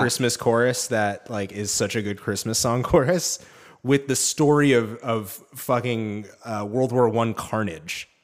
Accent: New England, United States; I'm from New England

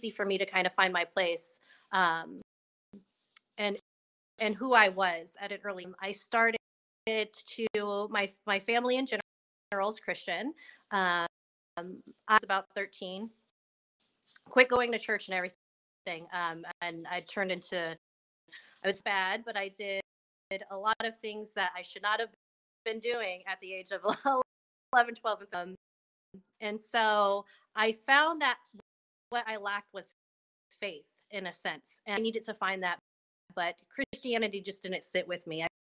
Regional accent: Bay Area, California, United States; I grew up in the Bay Area, um, I lived there till I was around eleven

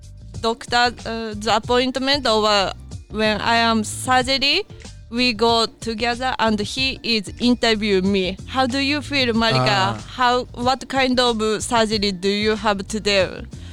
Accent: Japan; English is a second language; now in United States

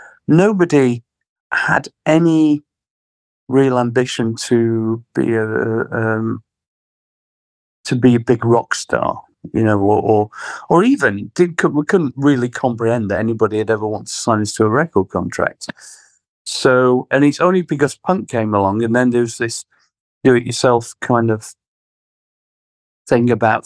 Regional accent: Sheffield, Yorkshire and the Humber, United Kingdom; Well, Sheffield was quite interesting when we were growing up because it was kind of right in the middle of Margaret Thatcher destroying the steel community

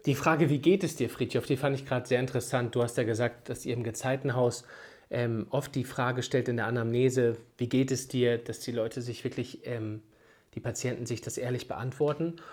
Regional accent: Northern Germany, Germany; bei uns in Norddeutschland

